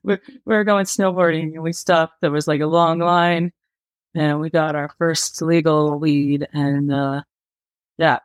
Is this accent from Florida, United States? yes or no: no; California, United States; I was in my hometown in California